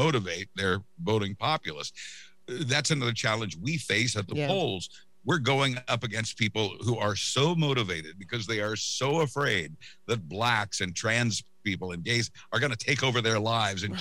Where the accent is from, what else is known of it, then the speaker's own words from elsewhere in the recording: Wichita, Kansas, United States; in early 1960s Wichita, Kansas, in a white neighborhood